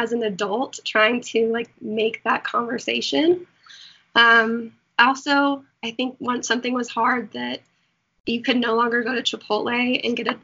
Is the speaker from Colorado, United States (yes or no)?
yes; Colorado, United States; moved away as an adult; also born or lived in Florida; I'm from Colorado